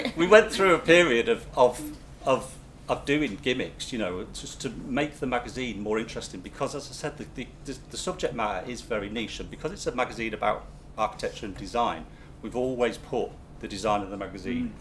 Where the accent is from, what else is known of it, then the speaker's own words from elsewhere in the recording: Manchester, North West England, United Kingdom; we're from Manchester